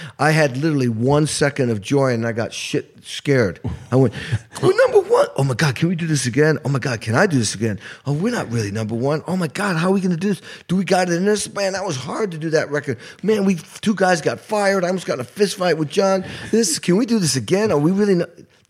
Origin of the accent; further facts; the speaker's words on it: Stockbridge, Massachusetts, United States; moved away; also born or lived in Albany, New York / Indiana; I was born in Albany, New York, and grew up in a very unique, beautiful little town in New England, Western Mass, called Stockbridge, which was where Alice's restaurant was.